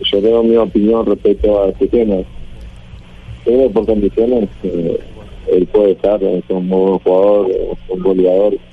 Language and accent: Spanish; Colombia; No nací en Uruguay pero de los cuatro años estoy viviendo en Colombia, hice todas las inferiores en Colombia, eh, me siento colombiano porque muy pequeña tengo la cultura acá